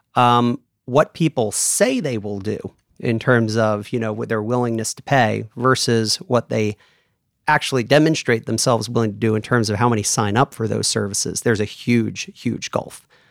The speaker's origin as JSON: {"language": "English", "region": "New York area", "country": "United States", "tie": "born or raised there", "also_born_or_lived": "Houston / Germany", "moved": "as an adult", "lives_now": "Atlanta, United States", "said": "I grew up in the New York area"}